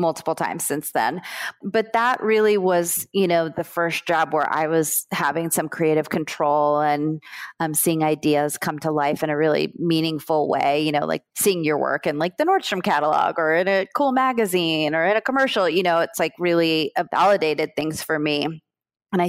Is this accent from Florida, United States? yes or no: yes; South Florida, United States; also born or lived in Brooklyn, New York; I grew up in South Florida